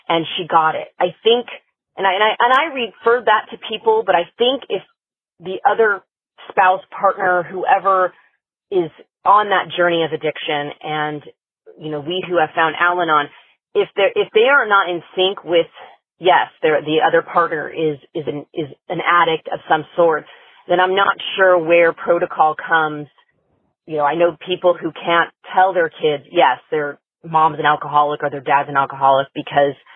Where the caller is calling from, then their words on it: California, United States; I'm calling from California.